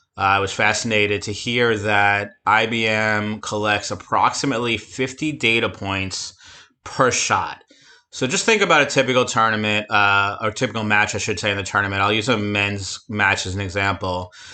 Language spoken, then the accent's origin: English; near Flushing, Queens, New York, United States; Flushing, Queens, not too far from my hometown